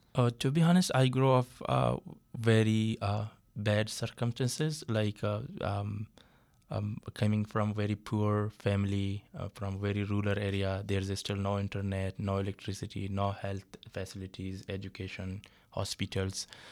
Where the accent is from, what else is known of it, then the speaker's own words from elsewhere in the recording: Balochistan, Pakistan; moved away as an adult; now in Toronto, Canada; I'm from Balochistan